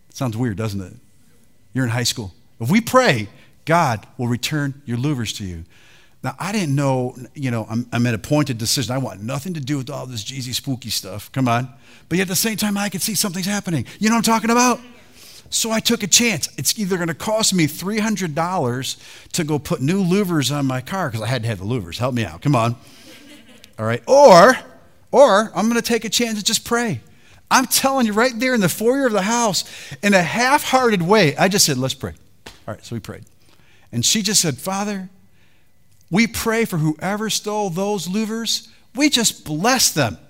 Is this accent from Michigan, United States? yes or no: yes; Detroit, Michigan, United States; I was raised in Detroit.